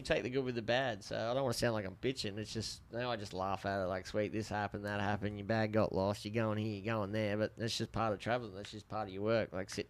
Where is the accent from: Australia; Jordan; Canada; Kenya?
Australia; accent: Aussie; moved away as an adult; now in United States; I grew up in Australia, motherfucker.